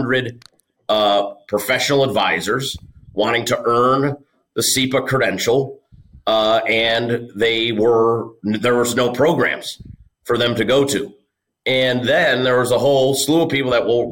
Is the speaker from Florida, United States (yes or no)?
no; Cleveland, Ohio, United States; I'm from Cleveland, Ohio